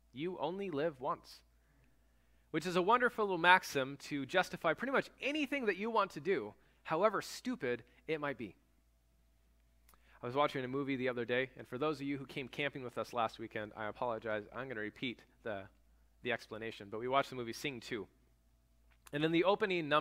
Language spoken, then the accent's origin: English; United States